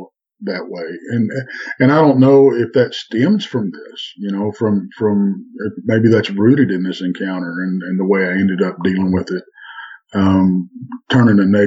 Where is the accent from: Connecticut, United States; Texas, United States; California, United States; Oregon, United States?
Texas, United States; Well, I'm in Texas, of course. Born and bred in Texas.